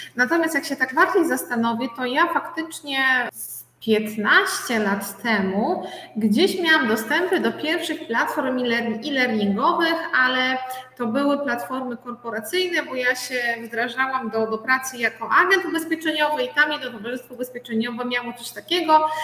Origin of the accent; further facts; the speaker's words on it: Biała Podlaska, Lublin Voivodeship, Poland; jestem z Białej Podlaskiej